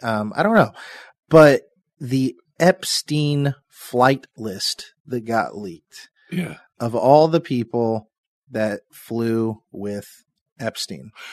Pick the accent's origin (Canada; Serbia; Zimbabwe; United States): United States; Seymour, Indiana; I'm from Seymour, Indiana